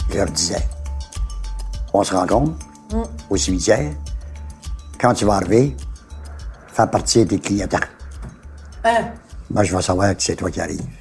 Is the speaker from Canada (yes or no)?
yes; Montreal, Quebec, Canada; chez nous à Ville Danjou. J'habitais chez mes parents.